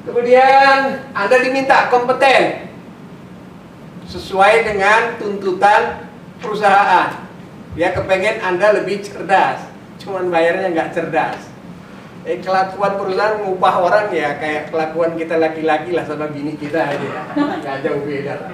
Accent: Medan, North Sumatra, Indonesia; Orang di kampung saya di Medan bilang

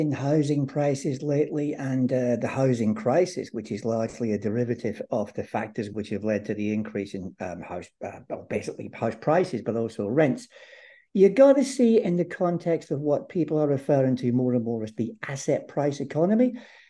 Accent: Ireland; also born or lived in Northern Ireland; I have a Scottish name and the family lived in Scotland for a while, but I regard myself as Irish rather than

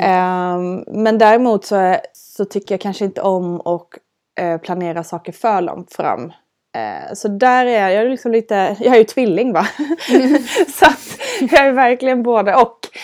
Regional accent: Älmhult, Kronoberg County, Sweden; Jag är uppvuxen i Älmhult

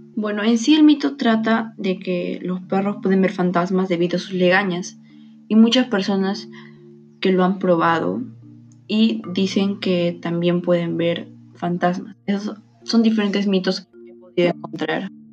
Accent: Peru; como peruanos

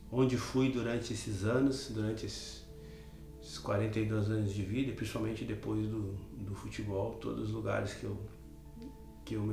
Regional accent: Porto Alegre, Rio Grande do Sul, Brazil; Eu sou nascido e criado na Restinga, né? … não tem nada de Tinga no nome, mas sou reconhecido pela Restinga

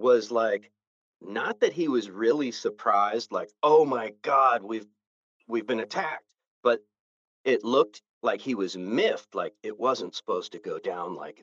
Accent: California, United States; I happen to be from the United States, but then I happen to be from California. And I identify as a Californian a lot more than I identify as an American

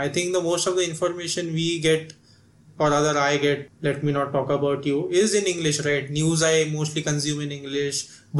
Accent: Maharashtra, India; first language Marathi; English is a second language; say for example, Marathi, which is my mother tongue, I'll have conversation about that person in my mind in Marathi.

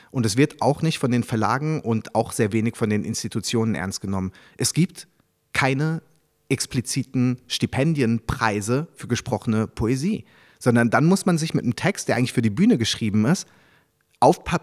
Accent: Paris, Île-de-France, France; born there; mein Vater war Japaner, aber ich bin ja in Paris geboren, deswegen eigentlich drei Kulturen

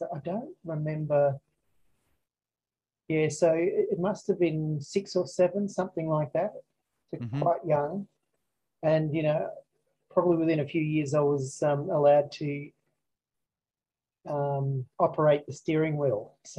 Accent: Frankston, Victoria, Australia; moved away; also born or lived in Adelaide, South Australia / Queensland; I was born in Adelaide and then we moved to the Mornington Peninsula. So at Frankston

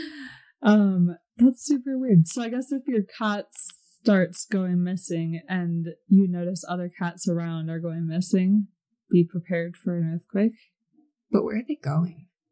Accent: Seattle, Washington, United States; moved away as an adult; now in Utah, United States; I'm from Washington, specifically like Seattle area

